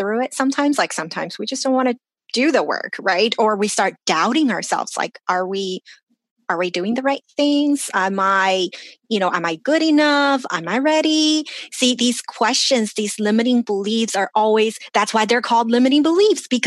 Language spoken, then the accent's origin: English; China; now in Los Angeles, United States; I grew up in China